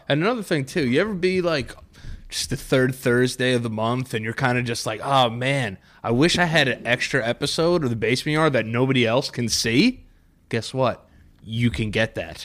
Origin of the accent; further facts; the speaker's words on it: New York, United States; people from New York